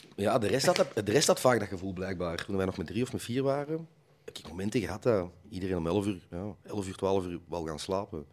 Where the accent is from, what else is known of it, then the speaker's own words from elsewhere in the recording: Westerlo, Flanders, Belgium; bij ons in Westerlo de Tongelosse dorpsfeesten